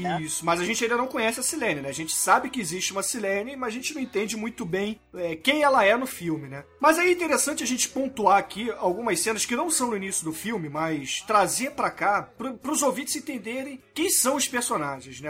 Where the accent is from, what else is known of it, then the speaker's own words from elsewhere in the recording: Rio de Janeiro, Brazil; A gente é carioca, né? Excetuando o Almighty, a gente é carioca